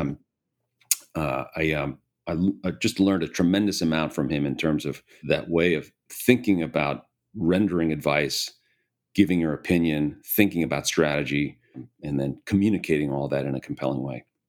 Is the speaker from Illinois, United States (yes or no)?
yes; Hinsdale, Illinois, United States; I was born and raised in Chicago, in the Chicago area. Grew up in a town called Hinsdale